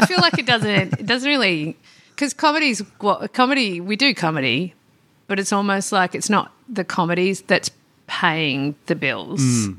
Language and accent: English; Perth, Western Australia, Australia; I grew up before the gentrification.